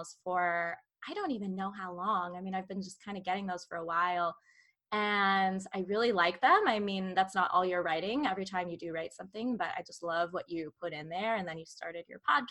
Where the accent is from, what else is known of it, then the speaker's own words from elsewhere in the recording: Munster, Indiana, United States; I'm technically from Northwest Indiana.